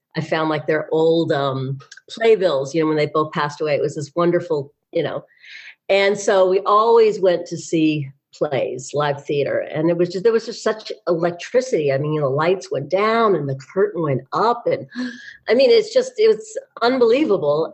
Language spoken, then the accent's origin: English; Beverly Hills, California, United States; I grew up in Beverly Hills and I went to the high school.